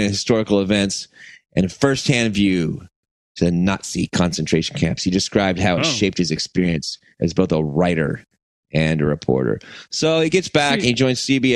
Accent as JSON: {"language": "English", "country": "United States", "said": "I'm American"}